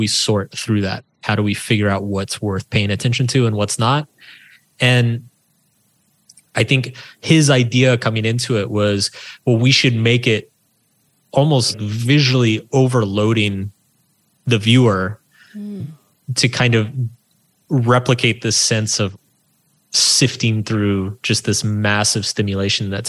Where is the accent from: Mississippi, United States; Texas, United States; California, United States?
Texas, United States; small town outside Austin; I grew up in Texas in a small town. It used to be outside of Austin